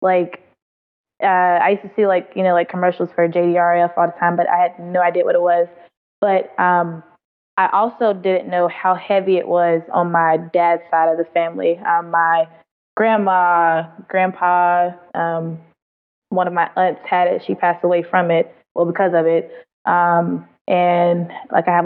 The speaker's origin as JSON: {"language": "English", "town": "Charlotte", "region": "North Carolina", "country": "United States", "tie": "born or raised there", "moved": "as an adult", "lives_now": "Alabama, United States", "said": "I'm from Charlotte, North Carolina. I was born and raised there. I just recently moved to Alabama."}